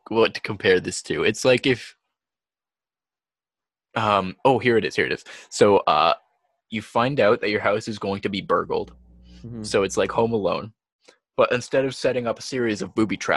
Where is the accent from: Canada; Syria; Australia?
Canada; I'm Canadian